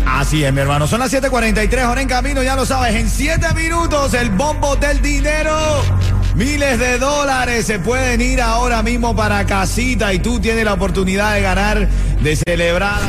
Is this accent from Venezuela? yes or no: yes; Venezuela; now in Miami, United States; Yo como venezolano tengo que dejar a Venezuela atrás para prosperar